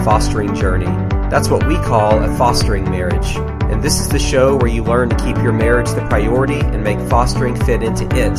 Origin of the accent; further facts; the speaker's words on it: Knoxville, Tennessee, United States; my neck of the woods growing up in Knoxville